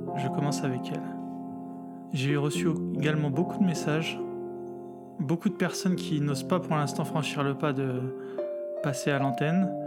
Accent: Morocco; je suis, du Maroc et franchement, le vendredi, si tu vas pas à la mosquée, euh, on te regarde de travers

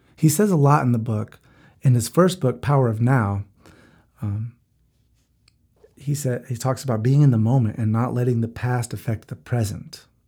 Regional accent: Gastonia, North Carolina, United States; moved away as an adult; also born or lived in Charlotte, North Carolina; now in Florida, United States; I grew up in Gastonia, so I moved to Charlotte and I lived there

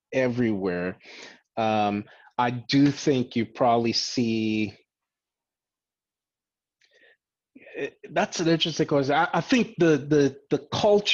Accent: Liberia; moved away; also born or lived in Platteville, Wisconsin, United States / Boston, Massachusetts, United States; I grew up in West Africa for a good part of my life in a country called Liberia

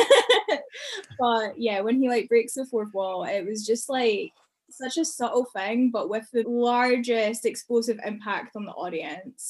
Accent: Glenrothes, Scotland, United Kingdom; moved away; growing up in Glenrothes

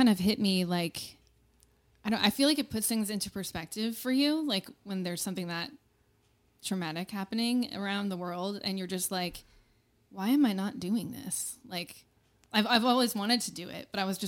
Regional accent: Middletown, New Jersey, United States; I'm from Middletown.

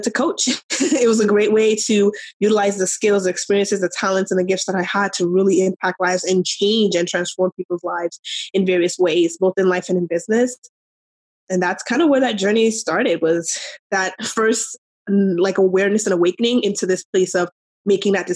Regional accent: New York, United States; moved away as an adult; now in Arizona, United States; I'm from New York originally. We moved to Arizona

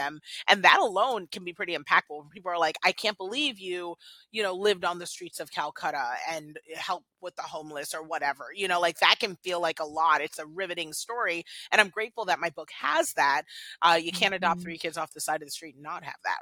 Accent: Washington, District of Columbia, United States; I was born here in the States. I'm, you know, an American girl. I was born in DC

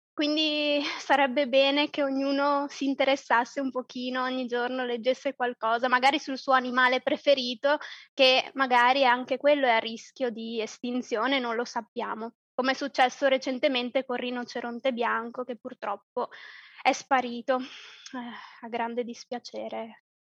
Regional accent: province of Treviso, Veneto, Italy; moved away as an adult; also born or lived in Calabria (ancestry); now in Poland; io sono italiana, di origine calabrese, ma nata nel nord, nel, in Veneto, provincia di Treviso, però da due anni vivo in Polonia

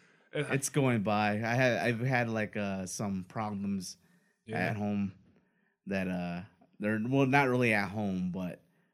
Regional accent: United States; since we're American

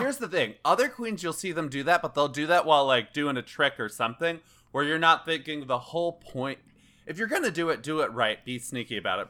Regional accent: Chicago, Illinois, United States; as a native Chicagoan

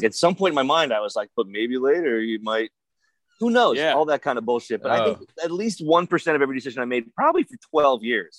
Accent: Wilkes-Barre, Pennsylvania, United States; moved away as an adult; also born or lived in Philadelphia; I grew up in Wilkes-Barre and I came down to go to school in Philly.

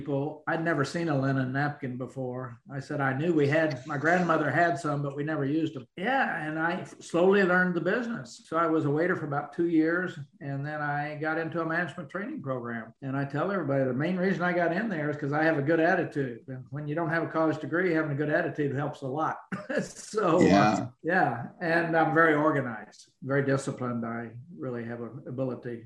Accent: Oklahoma, United States; I grew up in Oklahoma on a farm

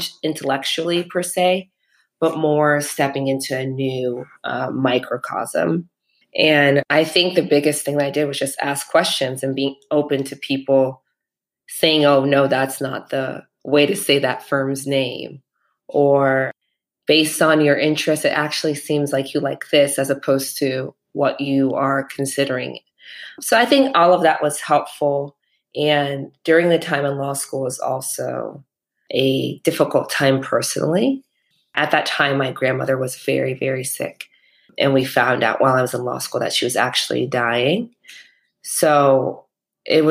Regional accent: Midwest, United States; moved away as an adult; also born or lived in New York; I'm from the Midwest originally, and my parents are immigrants here

